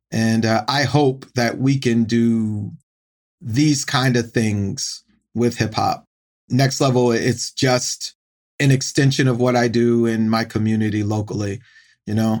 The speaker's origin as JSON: {"language": "English", "town": "Norfolk", "region": "Virginia", "country": "United States", "tie": "born or raised there", "said": "I grew up in Norfolk, Virginia"}